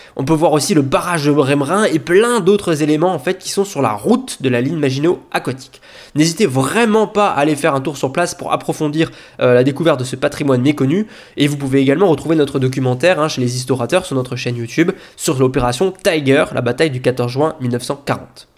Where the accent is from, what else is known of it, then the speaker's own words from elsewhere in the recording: Lorraine, Grand Est, France; chez nous en Lorraine